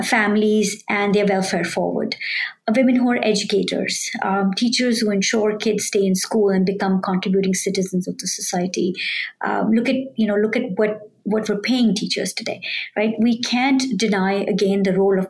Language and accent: English; India; moved away as an adult; now in United States; I grew up in India, a developing country